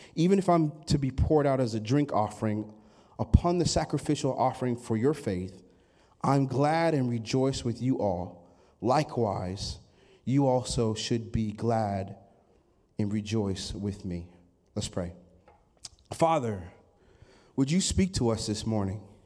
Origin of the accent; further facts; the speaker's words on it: Sandy, Oregon, United States; I hail from Sandy, Oregon.